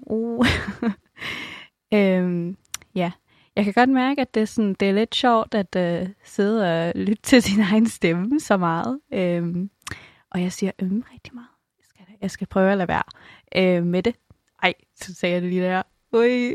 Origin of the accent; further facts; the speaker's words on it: Denmark; også som dansker